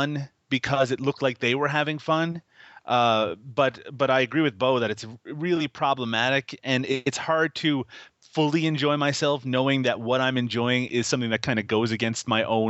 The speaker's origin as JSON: {"language": "English", "country": "Canada", "said": "I'm Canadian"}